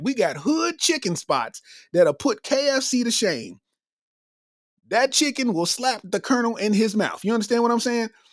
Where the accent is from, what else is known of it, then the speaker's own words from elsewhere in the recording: Lexington, Kentucky, United States; I'm from Lexington, Kentucky.